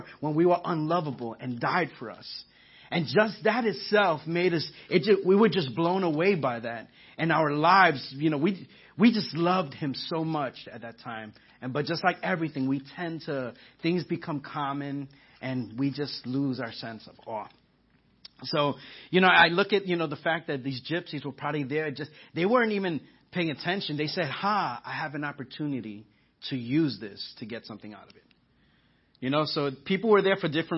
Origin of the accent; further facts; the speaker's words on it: New York, United States; moved away; I'm from New York, so I say awe